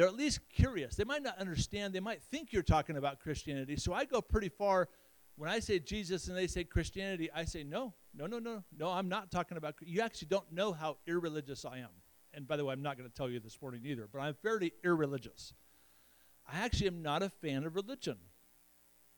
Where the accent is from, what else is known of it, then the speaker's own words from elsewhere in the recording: Chadron, Nebraska, United States; moved away; also born or lived in Middle East; I grew up in Shadron